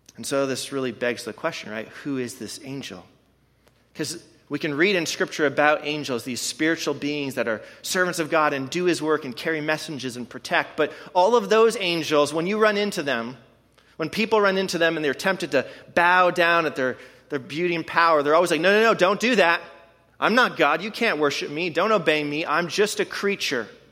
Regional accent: Canada; now in Madison, United States; I am from Canada

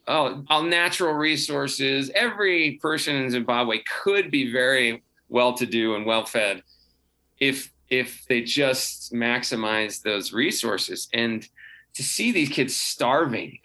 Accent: United States; as an American

